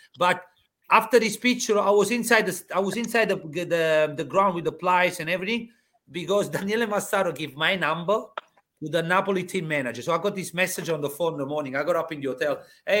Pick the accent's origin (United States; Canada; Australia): Australia; Melbourne, Victoria; I said, I come from Melbourne. I got 2 weeks in Di Maro.